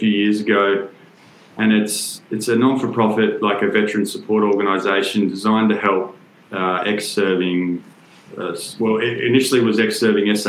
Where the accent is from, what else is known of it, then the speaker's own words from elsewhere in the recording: Perth, Western Australia, Australia; I'm from Perth originally, from WA